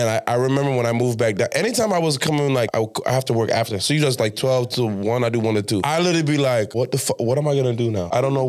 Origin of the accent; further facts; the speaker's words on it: Miami, Florida, United States; also born or lived in Miramar, Florida / Pembroke Pines, Florida; now in Broward County, United States; Like, Southwest Miami. Not even on no hype. Miramar, no. Cal City, no. I'm from Southwest. Deep, Richmond Heights.